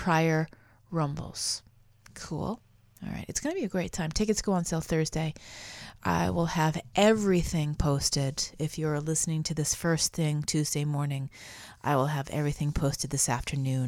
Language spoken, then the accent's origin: English; New Hampshire, United States; moved away; I grew up in New Hampshire